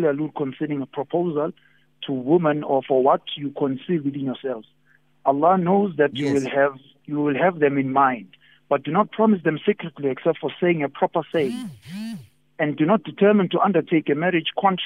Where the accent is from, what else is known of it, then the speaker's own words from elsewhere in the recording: South Africa; as a South African